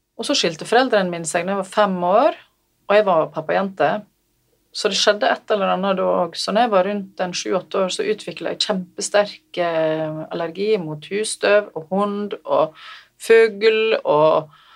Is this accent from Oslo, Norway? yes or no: no; Selje, Vestland, Norway; also born or lived in Bergen; der ble jeg født i Bergen mm. og bodde der de tre første åra av livet mitt. Så flytta jeg til Selje, ja. i mora mi sin heimbygd.